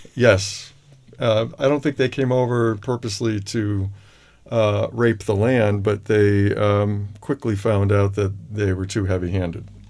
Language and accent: English; Holyoke, Massachusetts, United States; I'm from Western Massachusetts, Oh. Holyoke, Massachusetts